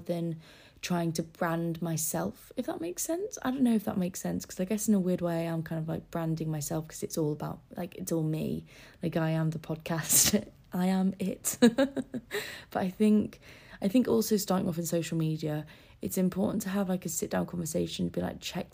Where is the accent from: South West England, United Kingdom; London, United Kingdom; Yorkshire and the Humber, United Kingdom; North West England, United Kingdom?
Yorkshire and the Humber, United Kingdom; Scarborough; moved away; Scarborough will always be, like, a little comfort place, because it's my hometown.